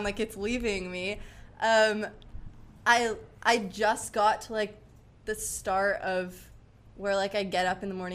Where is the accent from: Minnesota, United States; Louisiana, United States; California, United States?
California, United States; San Diego; I'm 16. I'm from San Diego.